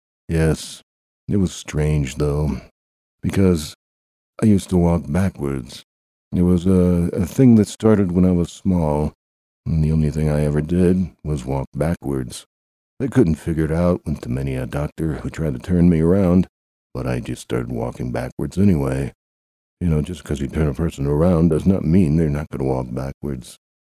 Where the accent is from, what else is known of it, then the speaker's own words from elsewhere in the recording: Chanute, Kansas, United States; So I'm the announcer guy, and I grew up in Chanute, Kansas